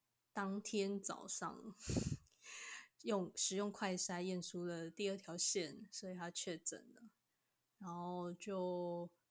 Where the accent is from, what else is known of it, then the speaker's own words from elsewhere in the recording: Kaohsiung, Taiwan; now in Tainan, Taiwan; 我是高雄人，然后现在在台南教书